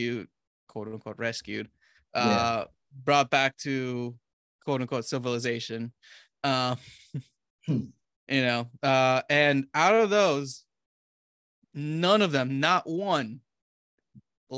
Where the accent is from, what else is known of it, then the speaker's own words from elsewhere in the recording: Romania; I'm from Romania